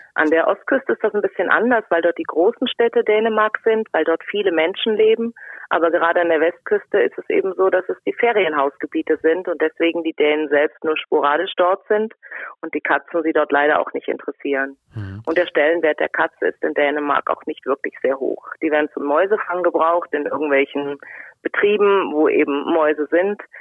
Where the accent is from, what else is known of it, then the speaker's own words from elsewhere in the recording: Rhine-Main area, Germany; komme aus dem Rhein-Main-Gebiet. Bürtig und ich wohne dort auch noch.